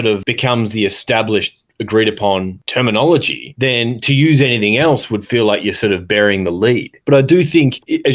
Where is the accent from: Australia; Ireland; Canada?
Australia; moved away as an adult; now in United States; I've lived in the US for 13 years and I don't think I have an American accent at all. I mean, there are certain words that I say in place of words that I would have used growing up in Australia.